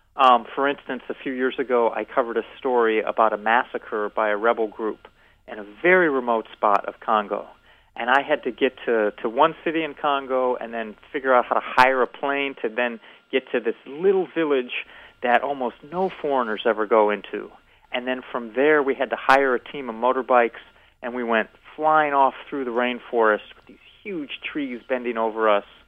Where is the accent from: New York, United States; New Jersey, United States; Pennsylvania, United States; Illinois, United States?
Illinois, United States; Evanston; moved away as an adult; I grew up in Evanston, Illinois